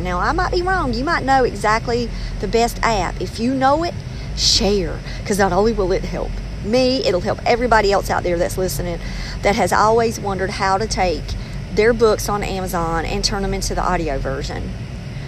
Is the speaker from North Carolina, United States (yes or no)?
yes; North Carolina, United States; accent: North Carolina; I sound like I'm from North Carolina